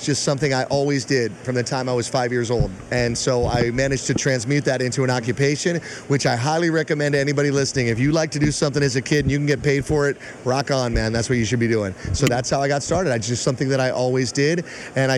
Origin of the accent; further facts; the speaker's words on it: Englewood, New Jersey, United States; I was born in Englewood, New Jersey